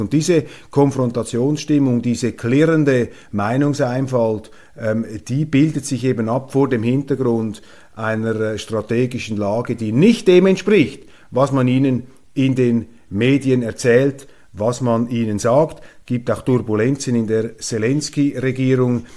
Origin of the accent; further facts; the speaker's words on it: Switzerland; als Schweizer